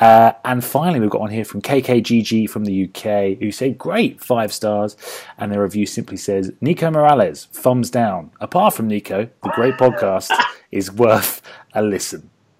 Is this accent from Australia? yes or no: yes; Australia; I'm from Australia, and there is a lack of good football content.